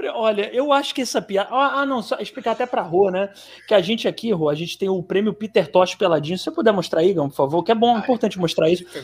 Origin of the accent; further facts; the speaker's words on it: Rio de Janeiro, Brazil; É, a gente é do Rio. A gente é do Rio